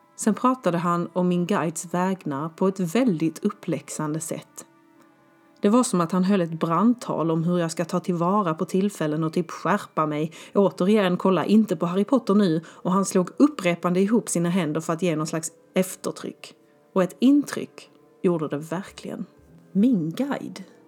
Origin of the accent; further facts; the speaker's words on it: Skåne, Sweden; moved away as an adult; also born or lived in Stockholm, Sweden / Malmö, Sweden / Germany; jag ska landa hemma i Skåne. Så jag lämnade min 19 kvadrat lägenhet på Zinkensdamm och flyttade pick och pack hem till mamma och pappa